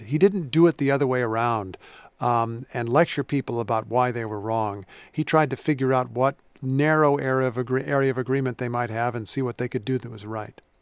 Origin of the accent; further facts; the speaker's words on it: Indiana, United States; I grew up in Indiana, which is where Lincoln spent a lot of his youth